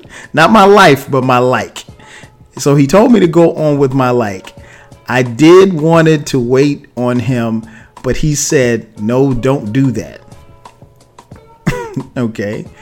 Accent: Florence, South Carolina, United States; moved away as an adult; now in Atlanta, United States; home meaning my hometown, which where she lives, Florence, South Carolina

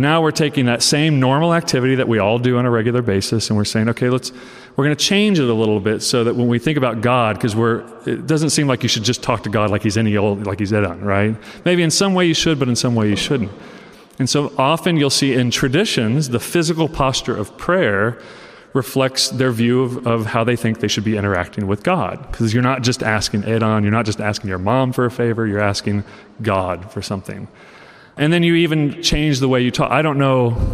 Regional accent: Oklahoma, United States; I'm from Oklahoma

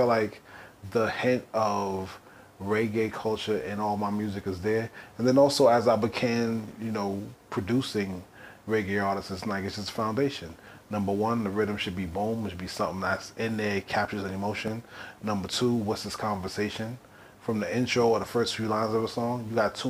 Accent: New York, United States; growing up in New York

